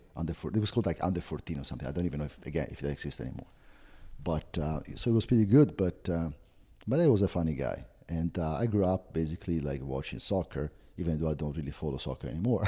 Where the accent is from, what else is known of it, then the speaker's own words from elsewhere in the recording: Florence, Tuscany, Italy; English is a second language; moved away as an adult; now in United States; I was born and raised in Florence